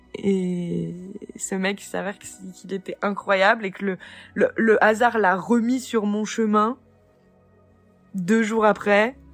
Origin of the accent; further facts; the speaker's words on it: France; also born or lived in Nancy; Moi, je suis française, née en France